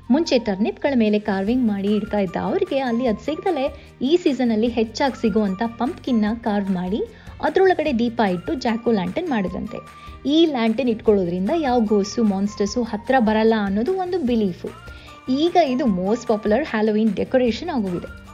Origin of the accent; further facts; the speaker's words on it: Kannadiga, Karnataka, India; ನಮ್ಮ ಕನ್ನಡಿಗರೆಲ್ಲರ